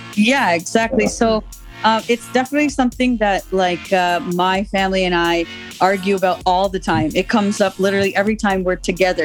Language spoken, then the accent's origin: English; Canada; I'm born in Canada, but I'm I'm raised Guyanese